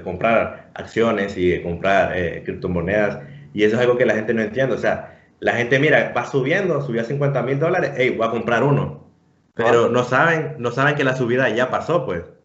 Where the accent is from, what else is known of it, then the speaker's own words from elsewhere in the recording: Honduras; nosotros, como hondureños